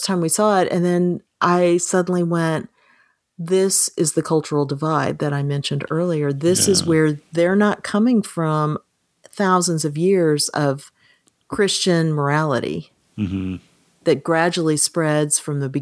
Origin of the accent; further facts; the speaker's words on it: United States; being an American